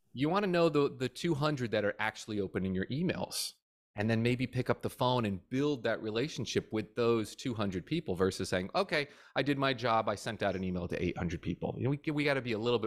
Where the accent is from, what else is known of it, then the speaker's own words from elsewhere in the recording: New Jersey, United States; now in Florida, United States; I'm from Jersey originally